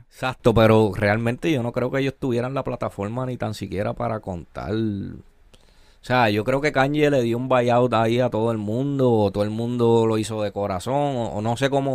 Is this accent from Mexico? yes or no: no; Ponce, Puerto Rico; Yo soy boricua y, y crecí y crecí